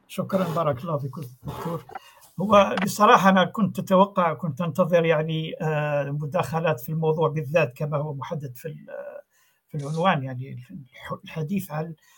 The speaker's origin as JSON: {"language": "Arabic", "country": "Algeria", "said": "عندنا في الجزائر"}